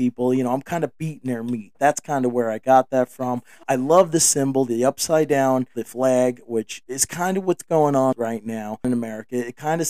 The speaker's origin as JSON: {"language": "English", "region": "the North", "country": "United States", "tie": "born or raised there", "said": "I grew up in the North."}